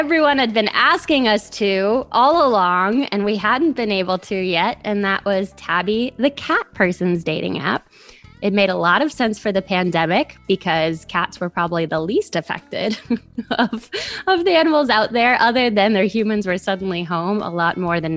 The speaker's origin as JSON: {"language": "English", "town": "New Orleans", "region": "Louisiana", "country": "United States", "said": "I'm from New Orleans, Louisiana"}